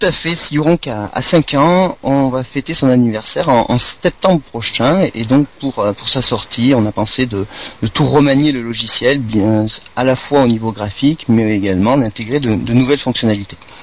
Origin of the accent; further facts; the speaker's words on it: Montpellier, Occitania, France; also born or lived in Marseille; je suis montpelliérain